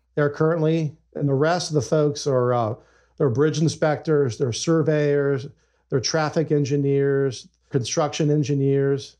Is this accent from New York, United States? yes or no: no; Ohio, United States; moved away as an adult; also born or lived in Nevada; We're both originally from Ohio, so we decided, hey, uh, I think it's time to raise the kids back home closer to family